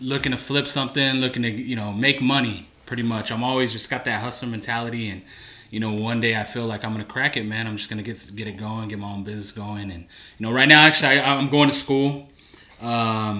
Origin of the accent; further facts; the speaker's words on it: Santa Cruz, California, United States; I'm from Santa Cruz